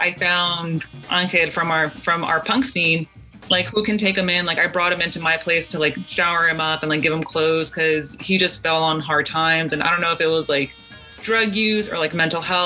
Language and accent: English; Los Angeles, California, United States; I'm from Southeast